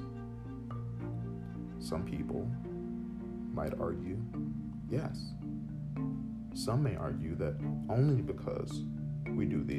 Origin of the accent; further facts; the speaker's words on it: United States; as an American who does love his country very much